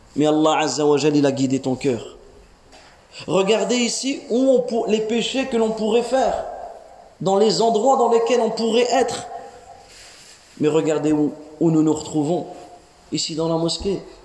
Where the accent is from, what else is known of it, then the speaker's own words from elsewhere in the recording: France; nous les jeunes ici, on est né en France. On a grandi en France.